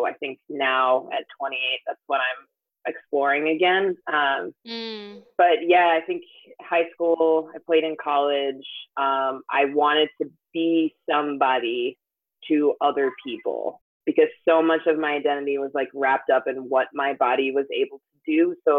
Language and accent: English; Jamaica; And I'm Jamaican too, so people are like, oh, you're fast, like you're athletic